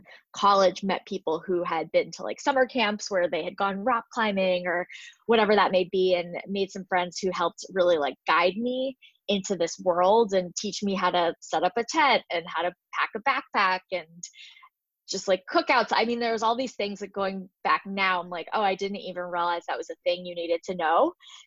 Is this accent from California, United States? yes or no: no; New Jersey, United States; I am from New Jersey and I grew up in the suburbs